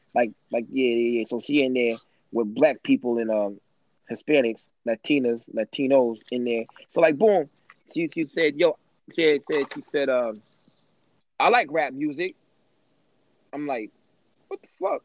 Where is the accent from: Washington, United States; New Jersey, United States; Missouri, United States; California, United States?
Missouri, United States; St. Louis; I'm from the St. Louis area.